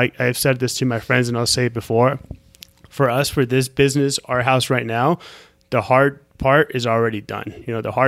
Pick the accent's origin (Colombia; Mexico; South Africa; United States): Colombia; I see ourselves having properties all over the country, in Florida, possibly even in Colombia, my home country